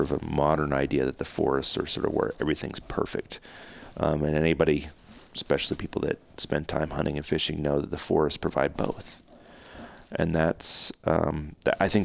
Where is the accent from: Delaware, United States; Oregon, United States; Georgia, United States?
Oregon, United States; my home state of Oregon